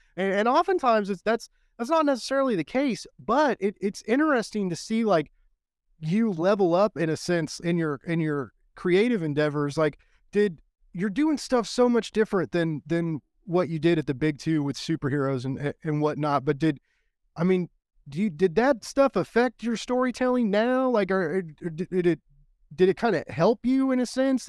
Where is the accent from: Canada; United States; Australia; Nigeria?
United States; as an American